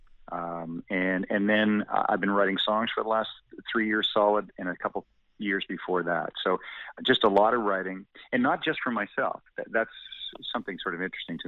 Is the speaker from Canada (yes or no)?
yes; Hanover, Ontario, Canada; Owen Sound is relatively close to my hometown of Hanover